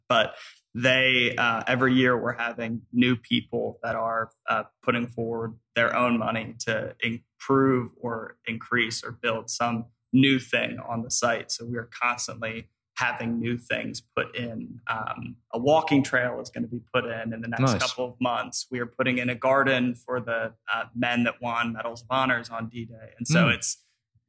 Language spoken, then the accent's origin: English; Pennsylvania, United States; now in Lynchburg, United States; I live in Lynchburg. I'm originally from Pennsylvania